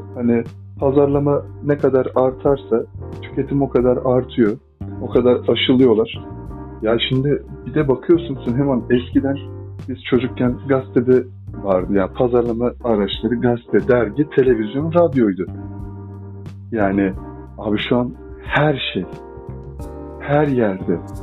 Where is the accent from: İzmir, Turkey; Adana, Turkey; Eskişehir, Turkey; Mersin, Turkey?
Adana, Turkey; Adana'da büyüdüm.